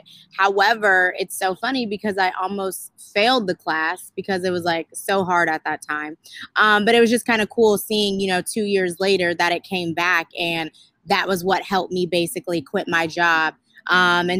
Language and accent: English; Sacramento, California, United States; moved away as an adult; also born or lived in Atlanta, Georgia; I'm from Sacramento, California, graduated from Sac State.